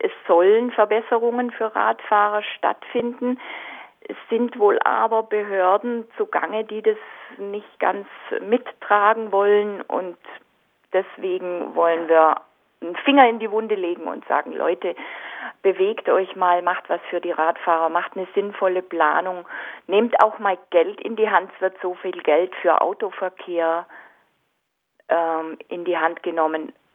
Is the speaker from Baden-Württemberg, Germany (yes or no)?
yes; Au, Baden-Württemberg, Germany; ich bin aus Au